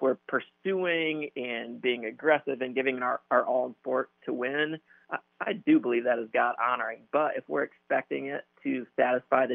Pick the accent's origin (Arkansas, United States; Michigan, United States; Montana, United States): Michigan, United States; Grand Rapids; So I grew up in Grand Rapids, Michigan